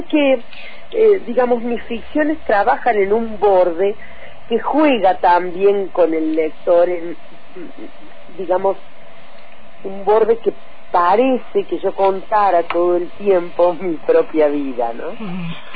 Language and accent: Spanish; Oliva, Córdoba, Argentina; born or raised there; moved away; also born or lived in Arroyo Cabral, Córdoba / Sierras Chicas, Córdoba